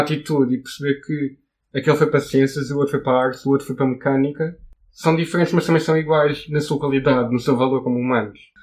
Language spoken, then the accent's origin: Portuguese; Portimão, Algarve, Portugal; tenho 23 anos, eu venho de Portimão